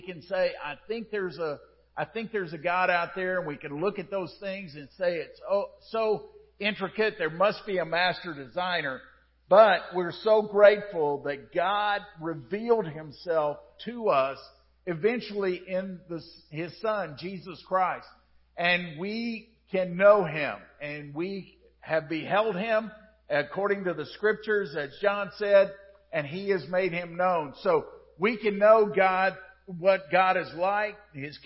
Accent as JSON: {"language": "English", "country": "United States", "said": "as an American"}